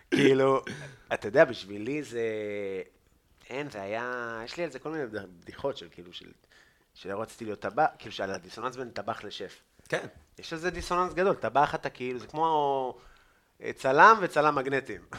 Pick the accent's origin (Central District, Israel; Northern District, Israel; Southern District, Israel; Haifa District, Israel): Northern District, Israel; Afula; אני מעפולה